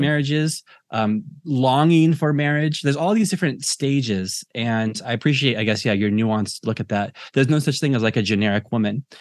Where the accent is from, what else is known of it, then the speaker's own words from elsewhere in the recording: United States; now in Ireland; I'm American and I live in Ireland